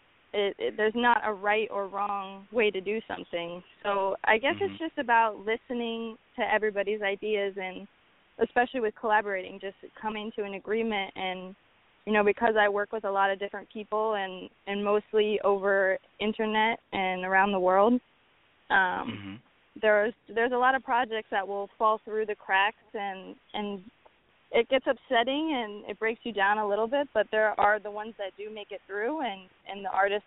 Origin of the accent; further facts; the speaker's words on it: New Orleans, Louisiana, United States; moved away as an adult; now in New York City, United States; I'm from New Orleans. So from a young age, I've been going to jazz festivals and learning instruments and making lots of art